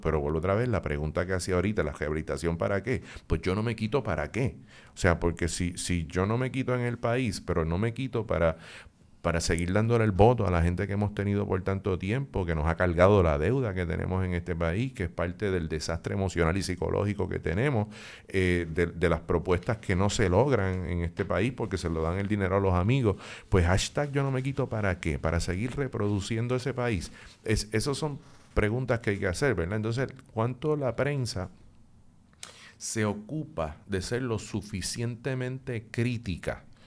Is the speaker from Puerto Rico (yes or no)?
yes; Puerto Rico; lo que somos los puertorriqueños y las puertorriqueñas